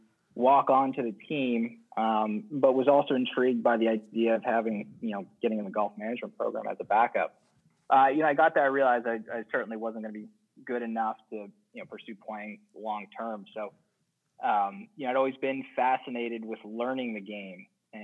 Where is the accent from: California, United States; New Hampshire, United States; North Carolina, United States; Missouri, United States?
New Hampshire, United States; southern; also born or lived in Framingham, Massachusetts / Natick, Massachusetts; now in Atlantic Beach, United States; Yeah, so I grew up just outside of Boston, kind of in southern New Hampshire and west of the city, kind of the Framingham Natick area when I was very young, and grew up in southern New Hampshire, went to school in southern New Hampshire